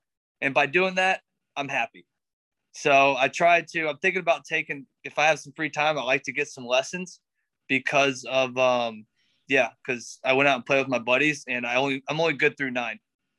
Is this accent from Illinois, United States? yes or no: no; West End, North Carolina, United States; also born or lived in Pinehurst; From North Carolina. I was born in Pinehurst, North Carolina, and lived about, I don't know which direction it was, but I lived in a little town called West End.